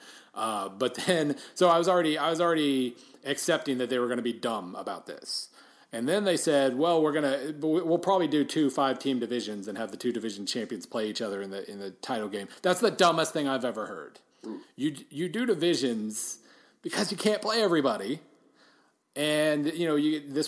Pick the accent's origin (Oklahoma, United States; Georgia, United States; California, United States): Oklahoma, United States; moved away; I'm from Oklahoma